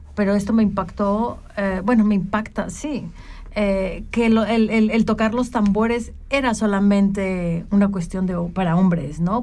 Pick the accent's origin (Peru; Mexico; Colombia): Mexico; las que somos mexicanas